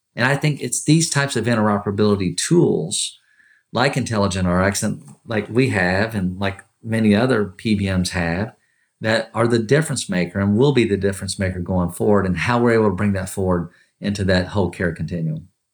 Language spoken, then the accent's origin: English; Kentucky, United States; growing up in Kentucky, born and raised from Kentucky